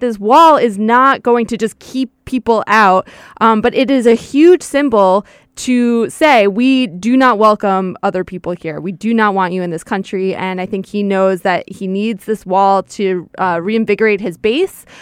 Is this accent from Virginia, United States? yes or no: no; Westchester County, New York, United States; about ten minutes from where I grew up